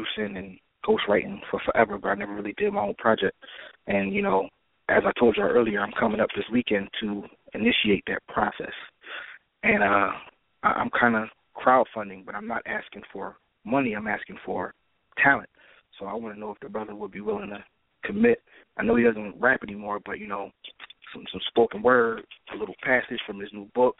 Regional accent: Philadelphia, Pennsylvania, United States; I'm from Philly

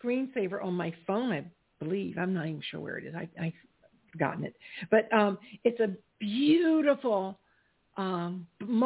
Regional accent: South Carolina, United States; I grew up in South Carolina

